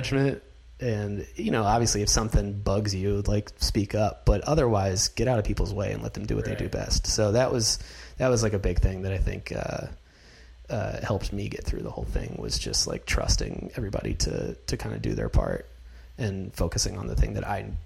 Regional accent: North Carolina, United States; now in Los Angeles, United States; I'm from North Carolina

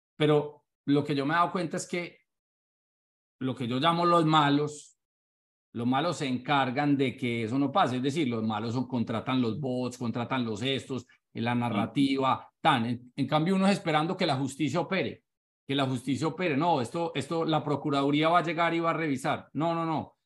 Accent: Paisa, Antioquia, Colombia; also born or lived in Bogotá; now in Miami, United States; soy paisa. Bueno, yo soy como paisa y con corazón rolo.

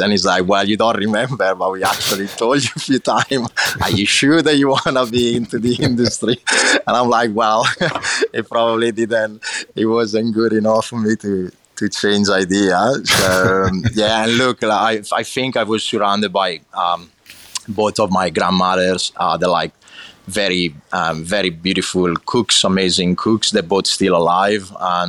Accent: Lombardy, Italy; English is a second language; So I grew up in a little town in the province of Brescia, in the north of Italy, so basically right in the middle of the north, in between Milan and Venice.

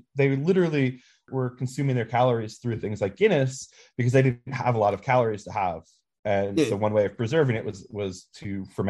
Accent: Ringwood, New Jersey, United States; I'm originally from Ringwood, New Jersey, which is at the top end of Passaic County.

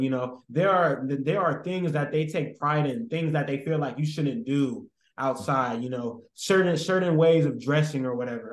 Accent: San Francisco, California, United States; I'm from San Francisco and I used to work at Safeway in the Fillmore district

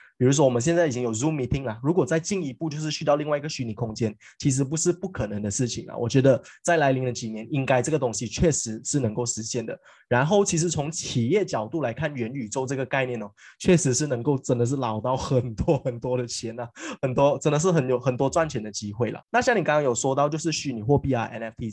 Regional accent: Malaysia; 回归到我们马来西亚人

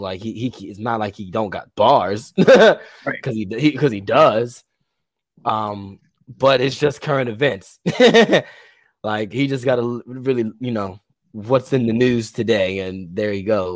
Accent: Baltimore, Maryland, United States; We're from Baltimore.

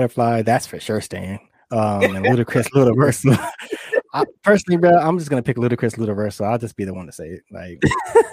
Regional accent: West Coast, United States; we're just from the West Coast

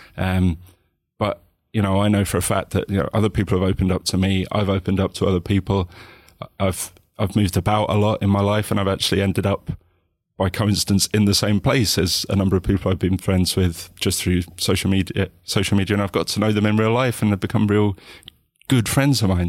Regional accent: United Kingdom; also born or lived in islands of Scotland; as British people

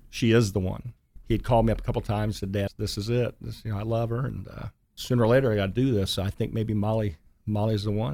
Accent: Dayton, Ohio, United States; moved away as an adult; also born or lived in Kettering, Ohio; now in Chattanooga, United States; I grew up in Dayton, Ohio.

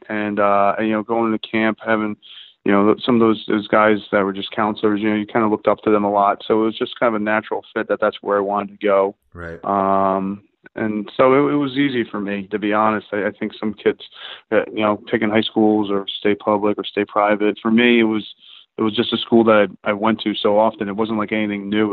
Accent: Long Island, New York, United States; growing up on Long Island

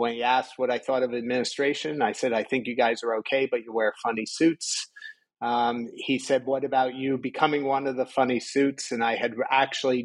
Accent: around West Point, New York, United States; I grew up in New York, just around West Point area

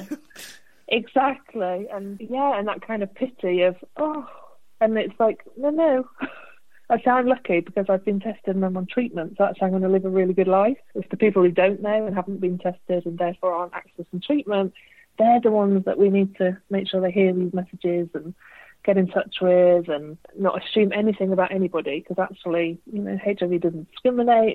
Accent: United Kingdom; we are British

